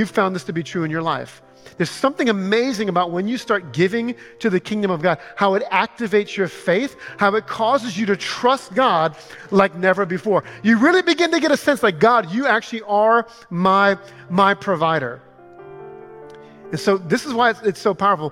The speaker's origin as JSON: {"language": "English", "region": "Louisiana", "country": "United States", "said": "I'm from Louisiana"}